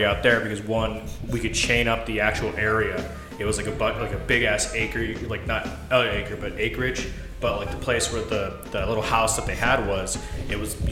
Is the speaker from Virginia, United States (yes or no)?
no; Vail, Arizona, United States; I grew up in Vail